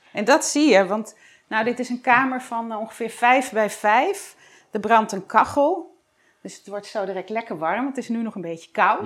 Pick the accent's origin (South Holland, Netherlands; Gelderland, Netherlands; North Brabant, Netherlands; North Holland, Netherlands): North Brabant, Netherlands; 's-Hertogenbosch; Vandaag ben ik in Den Bos, mijn geboortestad